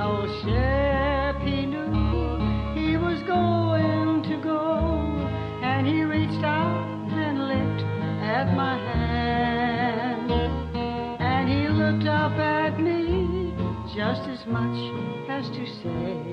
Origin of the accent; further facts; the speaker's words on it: Hope, Arkansas, United States; accent: Southern; moved away; also born or lived in Hot Springs, Arkansas / Jessieville, Arkansas; all my growing up years through high school was in Hope, Arkansas.